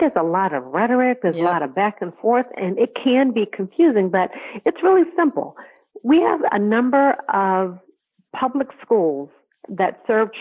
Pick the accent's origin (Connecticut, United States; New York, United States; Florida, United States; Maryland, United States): Connecticut, United States; in the state of Connecticut, which is my hometown